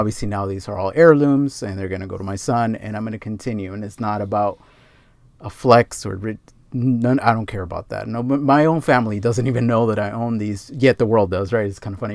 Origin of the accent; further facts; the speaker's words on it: Los Angeles, California, United States; I grew up around Fast and the Furious and all that stuff, especially here in L